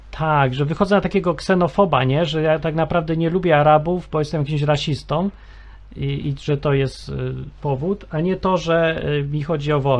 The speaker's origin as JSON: {"language": "Polish", "town": "Kraków", "region": "Lesser Poland", "country": "Poland", "tie": "born or raised there", "said": "urodziłem się w Krakowie"}